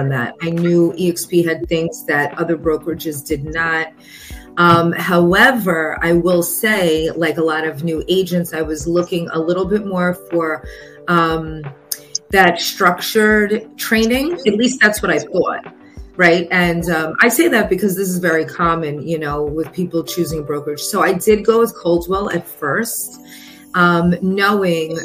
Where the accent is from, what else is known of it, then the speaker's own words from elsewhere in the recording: New York, United States; now in Florida, United States; I am originally from New York.